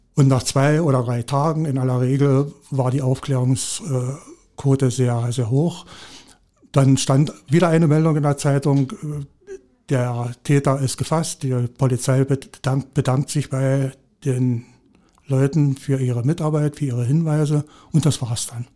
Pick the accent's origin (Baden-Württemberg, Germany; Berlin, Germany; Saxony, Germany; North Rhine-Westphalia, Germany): Saxony, Germany; moved away; also born or lived in Brandenburg / Hoyerswerda; Ich bin gebürtiger jetzt Sachse